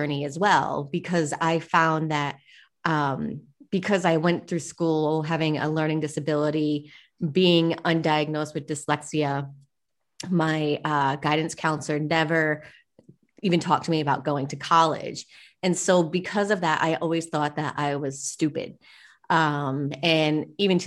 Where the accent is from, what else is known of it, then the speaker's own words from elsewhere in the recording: Rhode Island, United States; accent: Boston; now in Puerto Rico; I'm originally from the East Coast in Rhode Island, so I kind of have that Boston accent